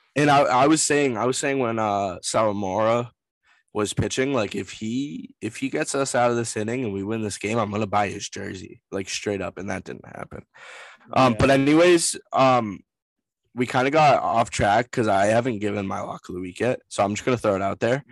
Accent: Massachusetts, United States; I'm from Massachusetts

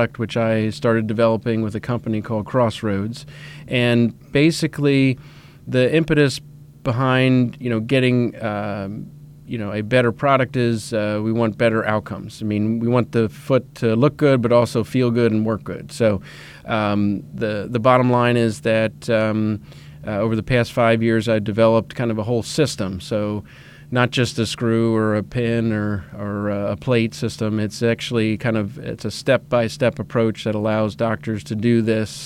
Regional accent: Reading, Pennsylvania, United States; moved away; I'm originally a Pennsylvania resident. I grew up in Reading, Pennsylvania

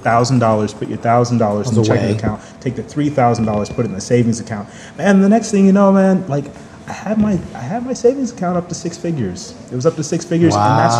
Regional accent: Dallas, Texas, United States; It's expensive to me because I'm from Dallas. So, that's twice as much as any apartment in Dallas.

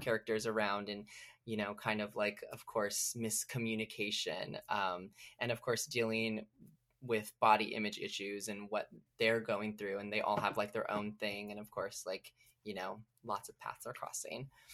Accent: Selma, California, United States; moved away as an adult; also born or lived in Los Angeles, California; I grew up in Selma, California, so it's about three hours from L A.

